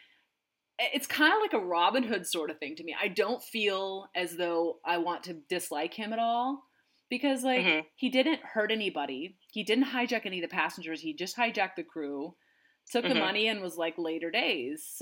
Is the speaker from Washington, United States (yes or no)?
yes; Seattle, Washington, United States; I'm from the Washington State, Seattle area.